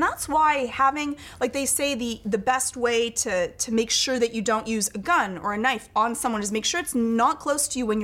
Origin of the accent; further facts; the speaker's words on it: Scotland, United Kingdom; I'm Scottish